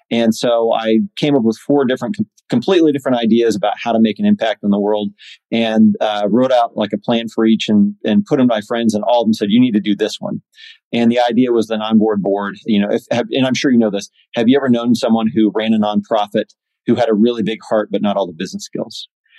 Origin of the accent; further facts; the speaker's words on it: Indiana, United States; and I'm from Indiana. So you just speak English with a little bit, with like no accent, you know, like that's what you go to Indiana because no one has an accent there.